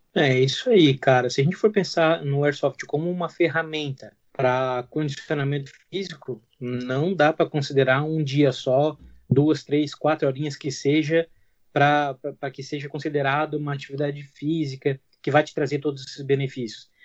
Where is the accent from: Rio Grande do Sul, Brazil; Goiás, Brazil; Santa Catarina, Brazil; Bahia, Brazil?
Santa Catarina, Brazil; southern; eu sou daqui de Santa Catarina, do sul de Santa Catarina